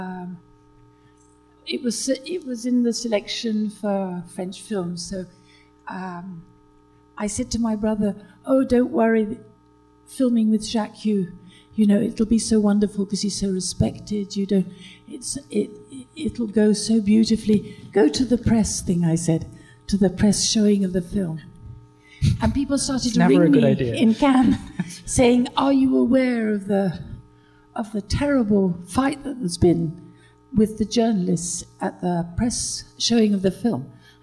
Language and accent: English; United Kingdom; now in France